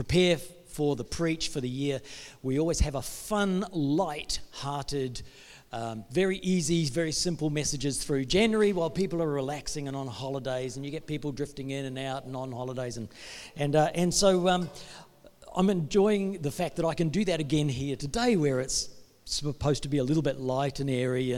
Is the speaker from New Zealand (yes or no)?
yes; New Zealand; now in Perth, Australia; Mike, my brother, we're both from New Zealand